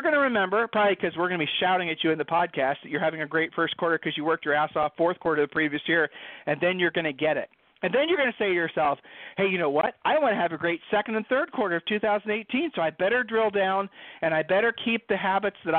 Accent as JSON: {"language": "English", "region": "Ohio", "country": "United States", "said": "we're from Ohio"}